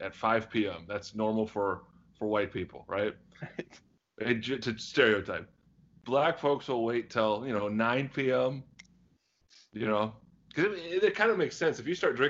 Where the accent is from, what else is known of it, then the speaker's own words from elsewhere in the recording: United States; I'm American